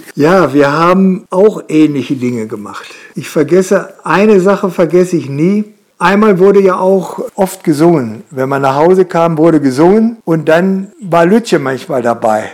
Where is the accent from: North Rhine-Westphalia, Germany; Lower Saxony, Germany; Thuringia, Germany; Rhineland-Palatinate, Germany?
Lower Saxony, Germany; Holtensen; ich fühle mich hier sehr wohl in Holtensen, wo ich aufgewachsen bin